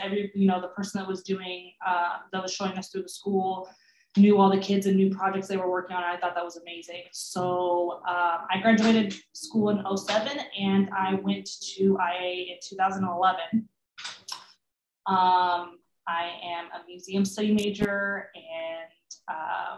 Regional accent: Sacramento, California, United States; we were both born and raised in Sacramento, California.

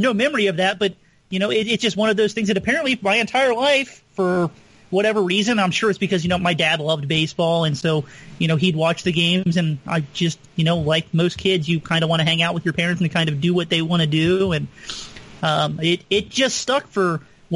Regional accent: Cincinnati, Ohio, United States; I was born and raised in Cincinnati, Ohio. I've never lived anywhere else.

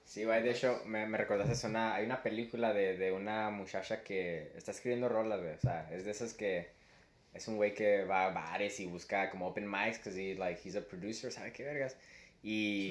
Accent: Mexico; somos mexicanos

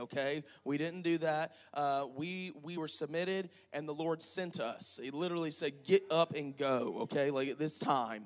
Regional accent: Panama City, Florida, United States; moved away as an adult; now in Crestview, United States; we're originally from Panama City

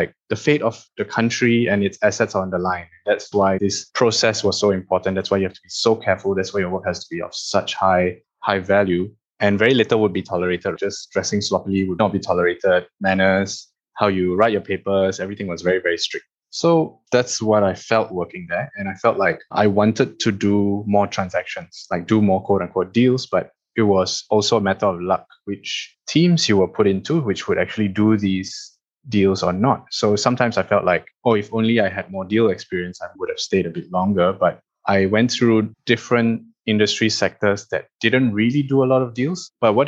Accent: Malaysia; moved away as an adult; as a Malaysian who's made it overseas

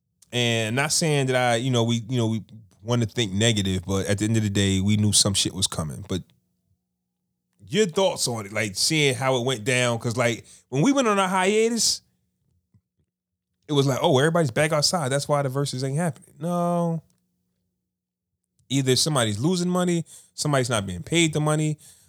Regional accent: Toronto, Ontario, Canada; I'm not even from here. I'm from Toronto.

